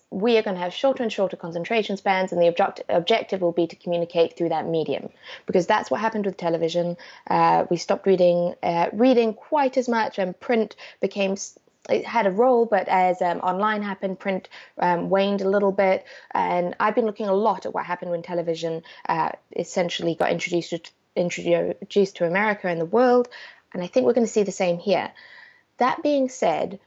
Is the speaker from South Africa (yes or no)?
yes; South Africa; I grew up in South Africa